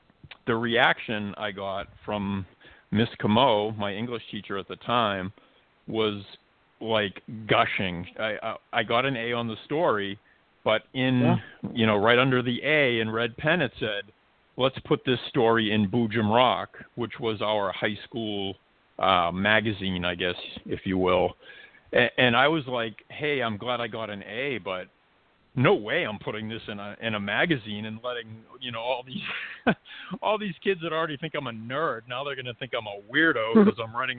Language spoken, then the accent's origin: English; Malden, Massachusetts, United States; my hometown, Malden, Massachusetts